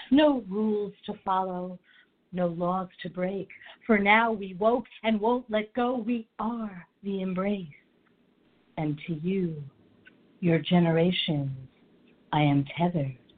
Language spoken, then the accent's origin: English; Philadelphia, Pennsylvania, United States; moved away; originally from Philly